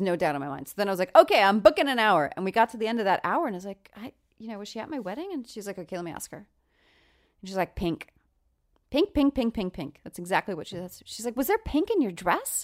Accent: Long Island, New York, United States; I'm from Long Island

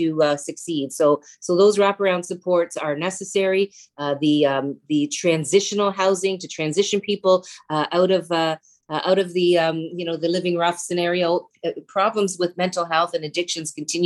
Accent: Stoney Creek, Ontario, Canada; also born or lived in Hamilton; I grew up in Stoney Creek.

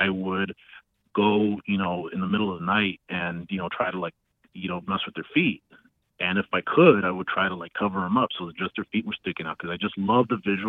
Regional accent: Los Angeles, California, United States; I grew up in Los Angeles

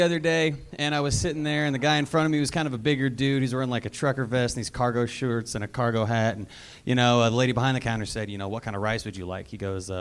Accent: Oklahoma, United States; moved away as an adult; now in Los Angeles, United States; Oklahoma originally. I live here now.

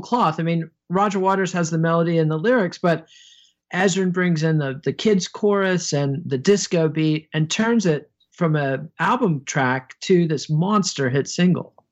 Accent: United States; I as an American

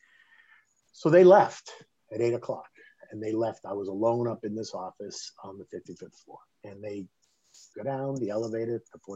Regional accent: Boston, Massachusetts, United States; moved away; also born or lived in New York; I was this kid from Boston and now I ended up in New York

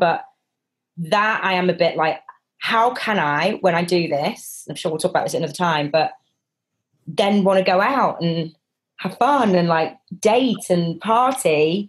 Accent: Manchester, North West England, United Kingdom; I'm from Manchester in the 90s. I think I drank a bit, right?

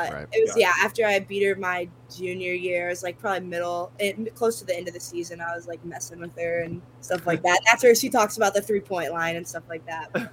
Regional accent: Zionsville, Indiana, United States; moved away as an adult; now in Ann Arbor, United States; I'm from Zionsville, which is about 4 hours from here

